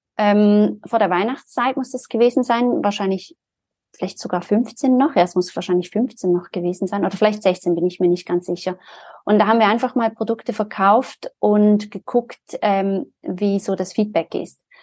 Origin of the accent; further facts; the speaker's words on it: Zurich, Switzerland; Ich bin ja aus Zürich, also war damals auch schon in Zürich